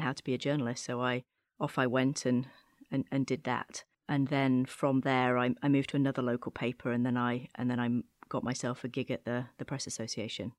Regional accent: Chorley, North West England, United Kingdom; moved away as an adult; now in Washington, D.C., United States; I'm actually from, uh, Chorley in Lancashire in the northwest of England

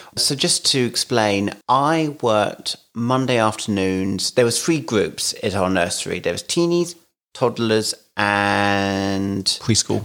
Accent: London, United Kingdom; moved away as an adult; now in Kent, United Kingdom; I grew up in London

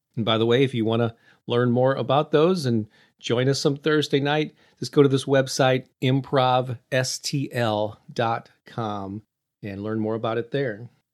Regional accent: St. Louis, Missouri, United States; my hometown of Saint Louis

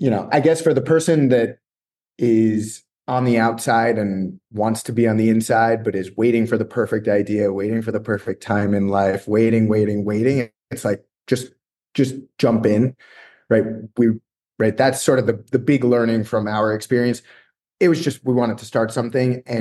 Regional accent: New York area, United States; I'm from the New York area

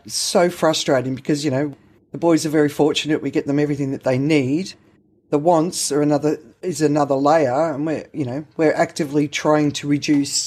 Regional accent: Australia; I grew up in the Australian system

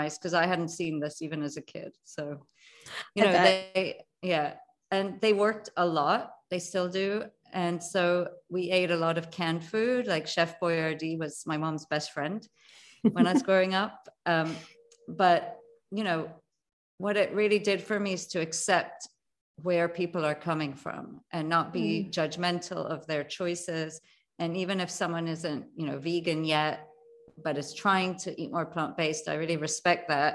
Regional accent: Jamaica; moved away; I was born in Jamaica, the island

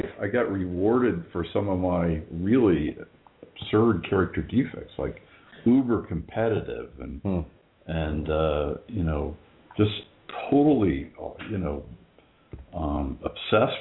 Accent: Indiana, United States; I grew up in Indiana

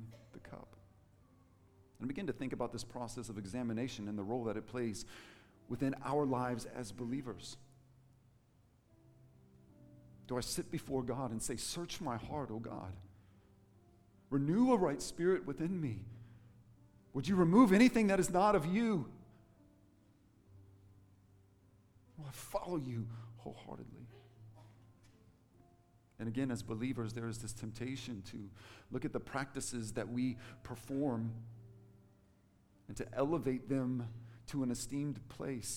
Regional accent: Bible Belt of the United States, United States; now in New Zealand; Growing up in the Bible Belt of the United States

